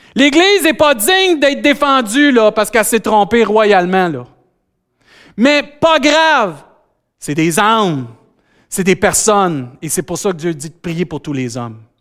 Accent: Saint-Hyacinthe, Quebec, Canada; accent: Saint-Hyacinthe; J'ai encore mon accent Saint-Hyacinthe.

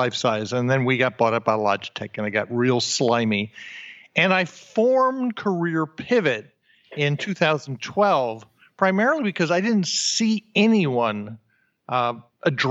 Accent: New Jersey, United States; moved away; also born or lived in New York / Austin, Texas; born in New York, raised in New Jersey

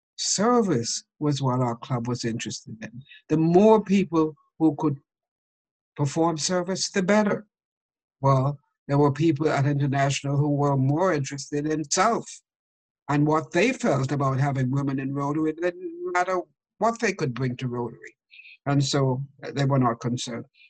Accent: Jamaica; I grew up in Jamaica

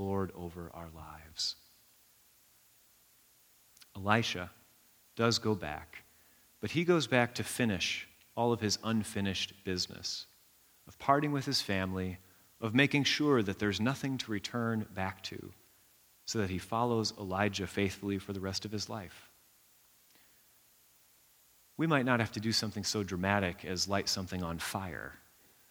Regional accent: United States; we're American

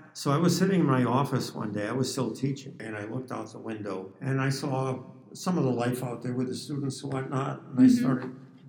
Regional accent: New England, United States; also born or lived in Tucson, Arizona; now in Phoenix, United States; all the way back to my New England childhood.

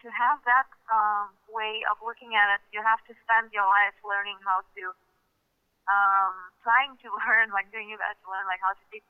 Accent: Russia; English is a second language; growing up in Russia, somehow I did not my childhood did not include X-Men.

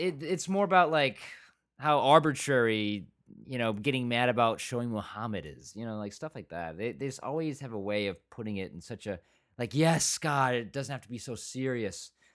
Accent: Michigan, United States; also born or lived in England; I was born in England, I, I was, but I grew up in Michigan

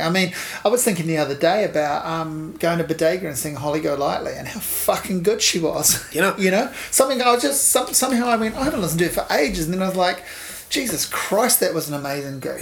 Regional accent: Hawke's Bay, New Zealand; I grew up in Hawke's Bay

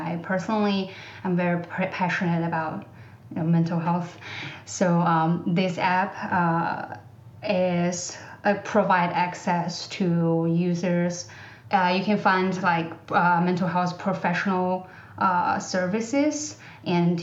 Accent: China; English is a second language; moved away; I grew up in China, I am bilingual.

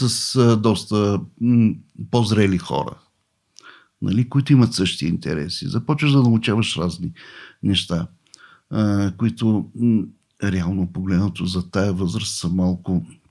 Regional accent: Varna, Varna Province, Bulgaria; аз съм от Варна. Роден съм в Варна. Там курсове се водех.

